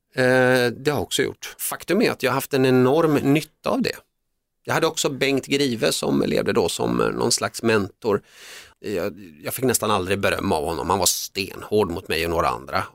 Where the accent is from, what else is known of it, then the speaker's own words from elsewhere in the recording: Sweden; also born or lived in Finland / Netherlands; jag är ju uppväxt i Sverige, kom till Sverige när jag var 3-4 år och jag är svensk